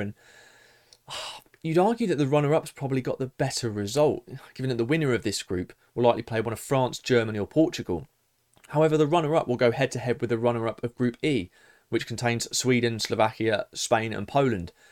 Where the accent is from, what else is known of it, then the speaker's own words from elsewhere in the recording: England, United Kingdom; as an Englishman